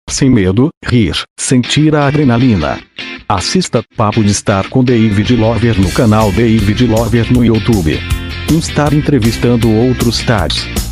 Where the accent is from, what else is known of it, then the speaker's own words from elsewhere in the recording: Joinville, Santa Catarina, Brazil; Sou Joinvilense. Nasci aqui em Joinville mesmo